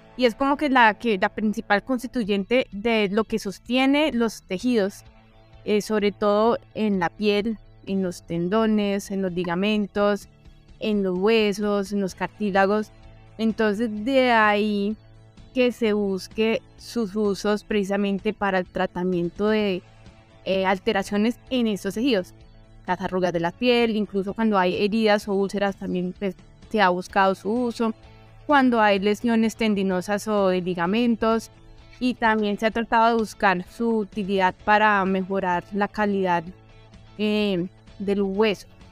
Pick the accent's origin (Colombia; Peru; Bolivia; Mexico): Colombia; southwestern Colombia; de donde yo vengo, que es del suroccidente colombiano